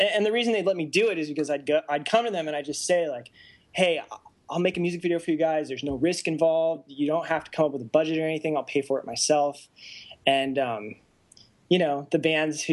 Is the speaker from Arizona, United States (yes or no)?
yes; Arizona, United States; moved away as an adult; also born or lived in Japan / Tempe, Arizona; now in Los Angeles, United States; I was born in Japan. I lived there for about 3 or 4 years, and then I was really raised in Arizona